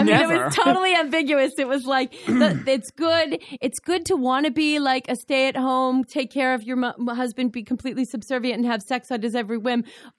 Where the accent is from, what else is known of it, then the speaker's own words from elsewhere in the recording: Boston, Massachusetts, United States; now in Connecticut, United States; When I go back home, when I go to Boston and I say, like, I'm in Connecticut